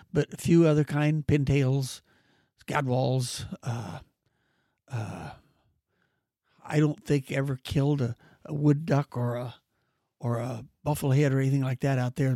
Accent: Mariposa, California, United States; also born or lived in Merced, California; in my junior year, I moved from Mariposa to Merced with my grandfolks

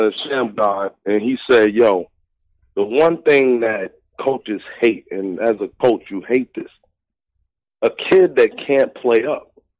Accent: New York City, New York, United States; I'm from Brooklyn.

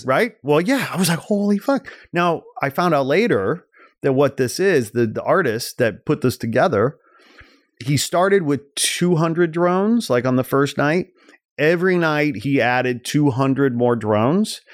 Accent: outside Chicago, Illinois, United States; growing up outside Chicago

